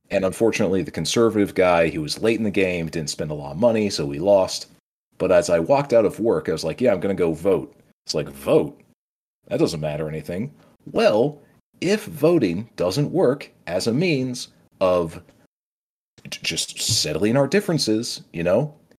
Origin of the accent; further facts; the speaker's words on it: South Dakota, United States; moved away; I moved back to, you know, my state of, uh, you know, what I call my home state, South Dakota